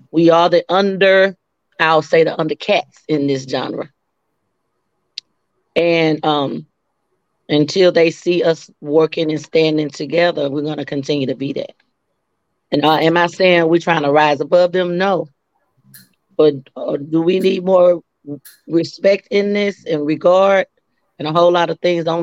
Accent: Dallas, Texas, United States; moved away as an adult; also born or lived in Atlanta, Georgia / DMV (Washington DC area); I hail from Dallas, Texas, originally. I made Atlanta my second home when I was around 18. And then I been in the DMV for a while too.

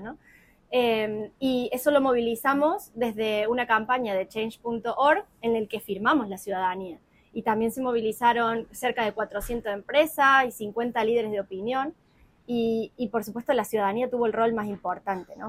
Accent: Córdoba, Argentina; moved away as an adult; now in Málaga, Spain; Nosotros somos Córdoba de la Nueva Andalucía

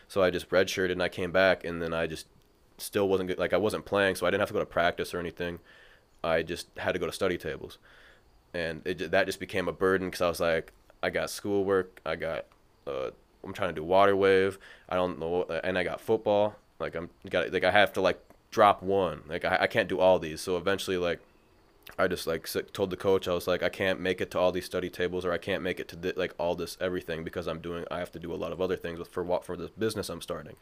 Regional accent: Mankato, Minnesota, United States; moved away as an adult; also born or lived in River Falls, Wisconsin; now in Minneapolis, United States; I'm from Mankato. I went to Mankato East High School.

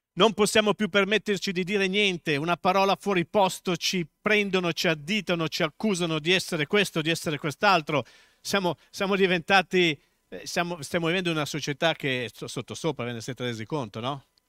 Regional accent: Milan, Lombardy, Italy; accent: Milanese; moved away as an adult; also born or lived in Tuscany; Dio non mi ha mai tolto l'accento milanese

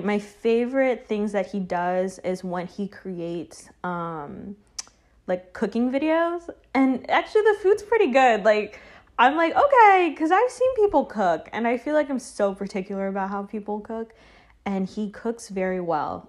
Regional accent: Charlotte, North Carolina, United States; moved away as an adult; now in New York, United States; I lived pretty, pretty much majority of my life in s, a small town in Charlotte.

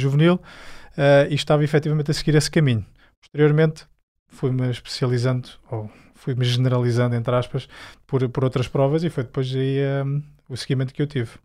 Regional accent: Fátima, Centro, Portugal; Eu sou de Fátima

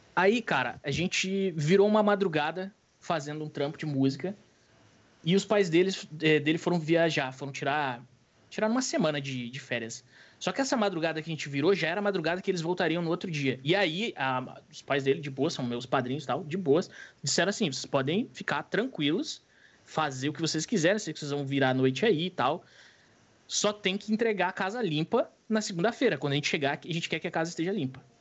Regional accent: Rio Grande do Sul, Brazil; Sou do Rio Grande do Sul

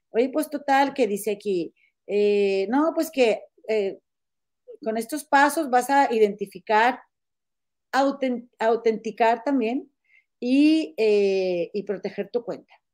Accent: Monterrey, Nuevo León, Mexico; moved away; Comadre, es que yo soy de Monterrey, mira. soy bien coda, comadre.

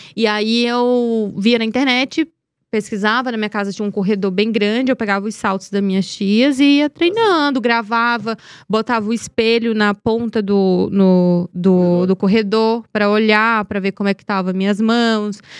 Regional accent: Teresina, Piauí, Brazil; Eu sou de Teresina da capital, mas minha família é do interior de União, que é uma cidade próxima a Teresina, 80 quilômetros de Teresina. E foi onde eu cresci, né? Meu pai, meu pai veio da, do interior, então cresci na, na capital

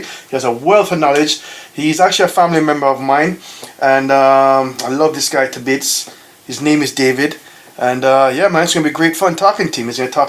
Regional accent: Jamaica; growing up in the islands, growing up in Jamaica

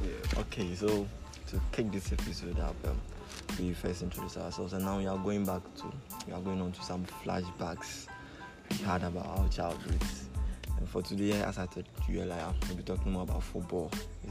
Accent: Ghana; flashbacks we have about football growing up in Ghana.

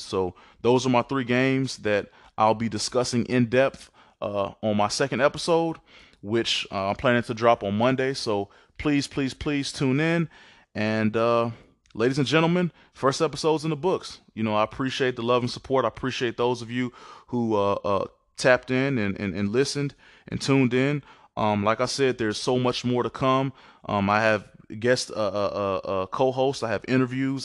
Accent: Mississippi, United States; moved away; I'm originally from Mississippi.

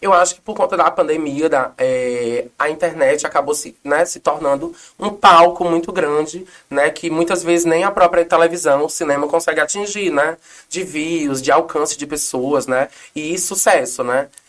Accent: Aracatiaçu, Ceará, Brazil; moved away; Eu tenho muito orgulho de ser nordestina, cearense

